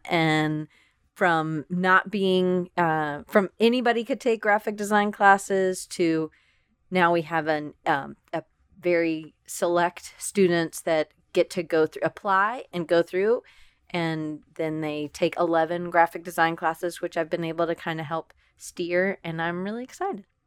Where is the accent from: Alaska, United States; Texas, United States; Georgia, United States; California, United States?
Georgia, United States; Atlanta; moved away as an adult; also born or lived in Auburn, Alabama / Denver, Colorado / Richmond, Virginia; I grew up in Atlanta, Georgia